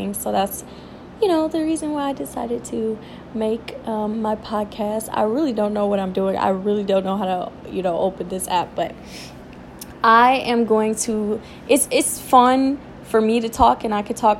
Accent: Detroit, Michigan, United States; I was born and raised in Detroit, Michigan

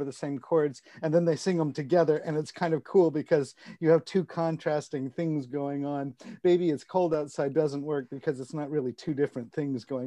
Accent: Tampa, Florida, United States; now in Kansas City, United States; growing up in Tampa

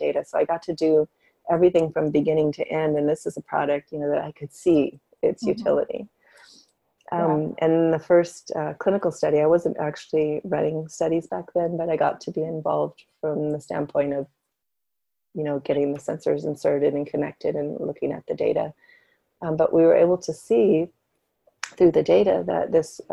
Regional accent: Northern California, United States; moved away as an adult; now in Portland, United States; I grew up in Northern California

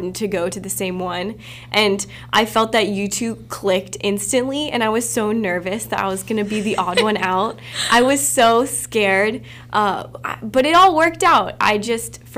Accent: Seattle, Washington, United States; moved away; I have a twin brother, I'm originally from Seattle

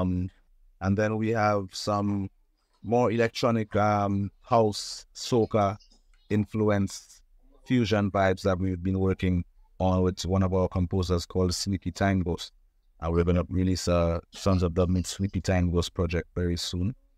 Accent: Trinidad & Tobago; I was born in Trinidad and Tobago

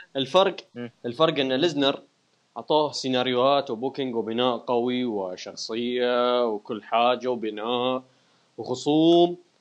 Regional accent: Iraq; انا عراقي

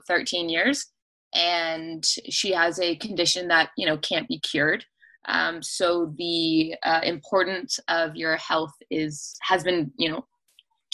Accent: Cambridge, Ontario, Canada; I was born and raised in Galt

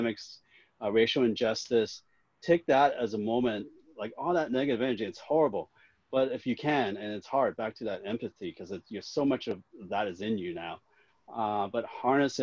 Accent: Hong Kong; I was born in Hong Kong

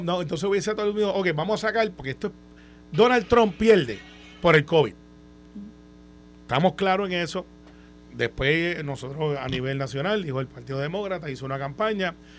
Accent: Puerto Rico; Como buen puertorriqueño

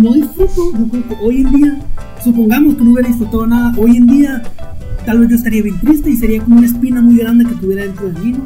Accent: Mexico; also born or lived in Burgos, Spain; yo era de frontera

